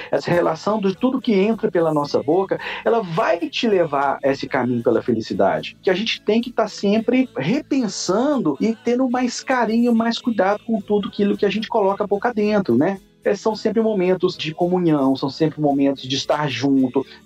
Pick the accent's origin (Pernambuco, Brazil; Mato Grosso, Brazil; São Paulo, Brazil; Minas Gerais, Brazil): Minas Gerais, Brazil; Eu sou mineiro, então se é mesa para cinco, eu vou fazer para 15